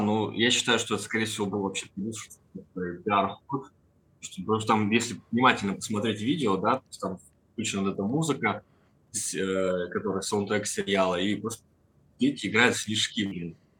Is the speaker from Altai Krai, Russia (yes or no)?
no; Perm, Perm Krai, Russia; Я сам вообще из Перми